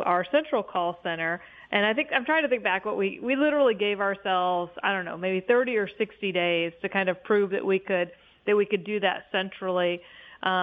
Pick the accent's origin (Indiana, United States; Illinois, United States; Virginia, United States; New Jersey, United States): Indiana, United States; moved away as an adult; also born or lived in Ohio; I was living in a city I didn't know because I was from Indiana and moved to Ohio